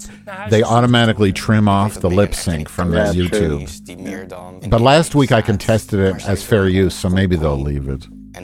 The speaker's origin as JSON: {"language": "English", "town": "Chicago", "region": "Illinois", "country": "United States", "said": "I'm from Chicago."}